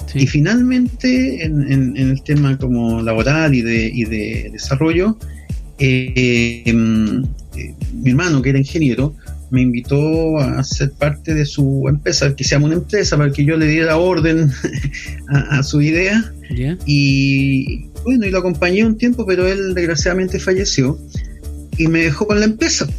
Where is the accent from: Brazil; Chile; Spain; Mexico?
Chile; Viña del Mar, Valparaíso; also born or lived in Villa Alemana; nací en Valparaíso, pero me crié en Viña del Mar